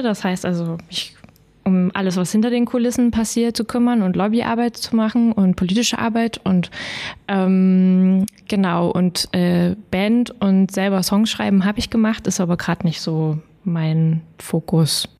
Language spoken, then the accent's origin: German; Kirschau, Saxony, Germany; also born or lived in Görlitz; Aus Kirschau